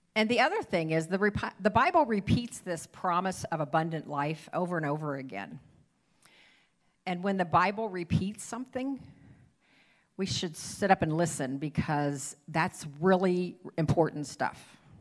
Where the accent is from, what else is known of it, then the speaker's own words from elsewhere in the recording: Ohio, United States; moved away as an adult; now in Iowa, United States; I was born and raised in Ohio